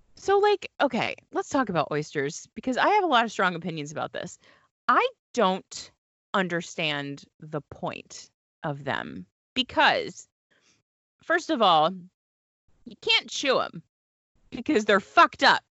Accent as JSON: {"language": "English", "region": "Delaware", "country": "United States", "tie": "born or raised there", "moved": "as an adult", "said": "I went to college in Delaware, I grew up in Delaware"}